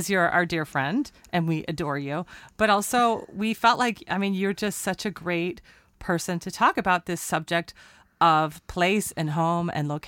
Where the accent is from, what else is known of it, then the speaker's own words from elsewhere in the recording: West Coast, United States; we grew up on the West Coast.